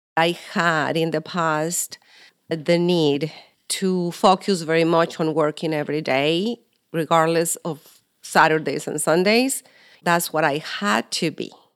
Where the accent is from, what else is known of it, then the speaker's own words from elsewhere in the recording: Mexico; moved away; I am Maribel's mother, and I was born in Mexico